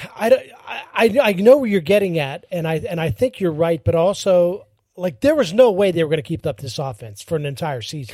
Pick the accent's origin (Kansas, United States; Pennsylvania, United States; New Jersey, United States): Pennsylvania, United States; Pittsburgh; now in Florida, United States; I'm born and raised in Pittsburgh.